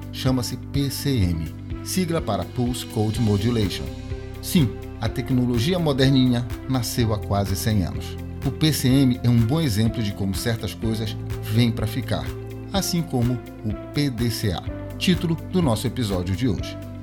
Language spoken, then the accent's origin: Portuguese; Pará, Brazil; sou paraense